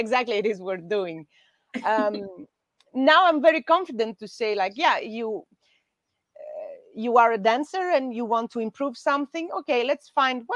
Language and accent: English; Greece; in Greece in August, we don't work